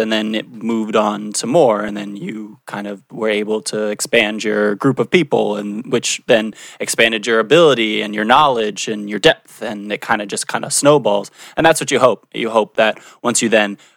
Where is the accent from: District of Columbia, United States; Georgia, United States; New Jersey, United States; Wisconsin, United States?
District of Columbia, United States; Washington; I'm from Washington, D.C.